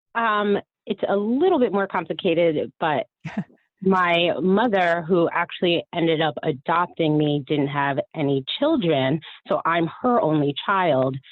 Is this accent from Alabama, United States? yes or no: no; Miami, Florida, United States; I was born in Miami